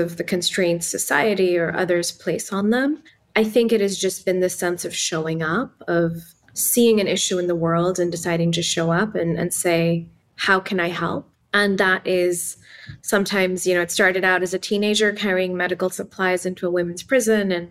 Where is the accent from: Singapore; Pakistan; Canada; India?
Pakistan; Islamabad, Islamabad Capital Territory; English is a second language; moved away as an adult; also born or lived in Palo Alto, United States; now in United States; Growing up in Pakistan and Islamabad